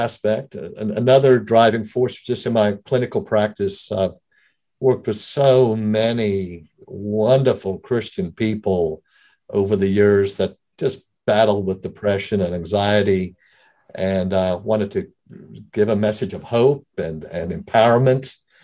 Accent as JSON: {"language": "English", "country": "South Africa", "tie": "born or raised there", "accent": "brogue", "moved": "as an adult", "lives_now": "United States", "said": "I was raised in South Africa. Been in the States, though, for the majority of all of my adult life."}